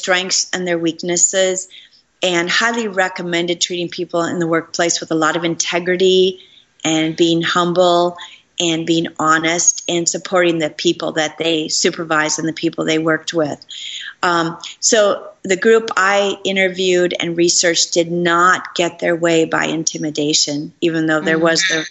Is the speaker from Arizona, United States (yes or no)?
no; Minneapolis, Minnesota, United States; moved away; I came to my hometown in Minneapolis